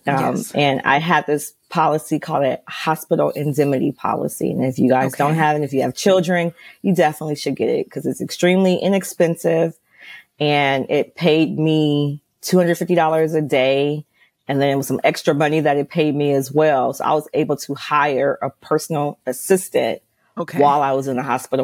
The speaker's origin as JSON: {"language": "English", "town": "Los Angeles", "region": "California", "country": "United States", "said": "I'm from Los Angeles."}